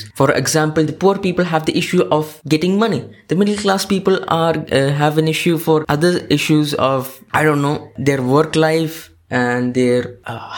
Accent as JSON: {"language": "English", "country": "India", "said": "I go there as an Indian"}